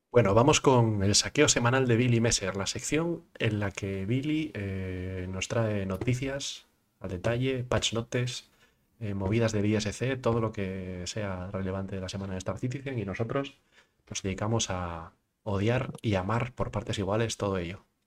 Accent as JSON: {"language": "Spanish", "region": "Asturias", "country": "Spain", "also_born_or_lived": "United Kingdom", "said": "Yo como asturiano"}